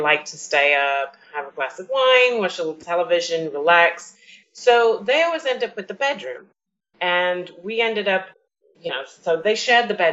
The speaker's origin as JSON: {"language": "English", "region": "New York", "country": "United States", "said": "We're from New York"}